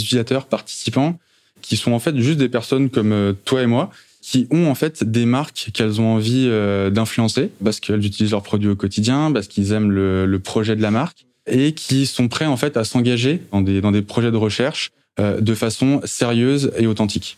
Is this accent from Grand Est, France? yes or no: no; Saint-Germain-en-Laye, Île-de-France, France; also born or lived in Maisons-Laffitte; je suis yvelinois euh, d'origine. Euh, j'ai grandi justement entre Maison-Lafitte et Saint-Germain-en-Laye